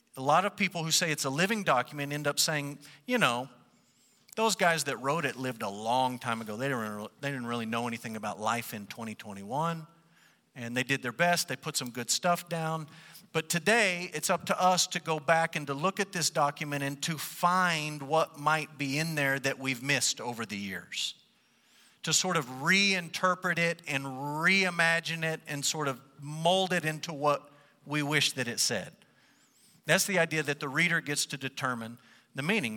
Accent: United States; we, as white English-speaking Americans

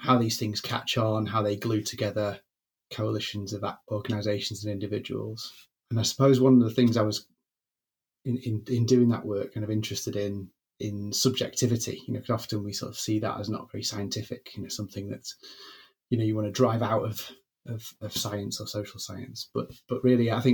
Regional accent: Greater Manchester, North West England, United Kingdom; I grew up in Greater Manchester

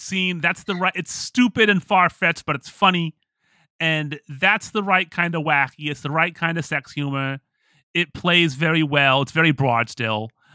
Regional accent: Pittsburgh, Pennsylvania, United States; moved away; I lived in Pittsburgh

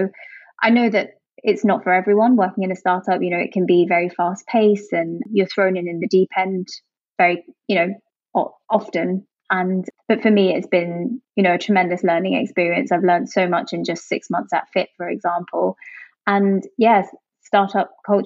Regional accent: Jersey; moved away as an adult; also born or lived in Hong Kong / London; I'm originally from Jersey, the Channel Islands

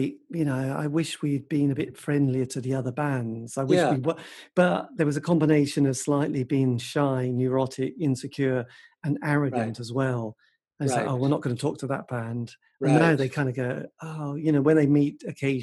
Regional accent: England, United Kingdom; I'm English

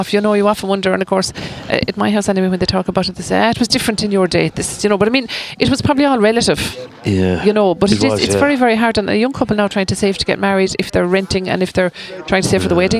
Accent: Scariff, County Clare, Ireland; a lot of us growing up in Scariff

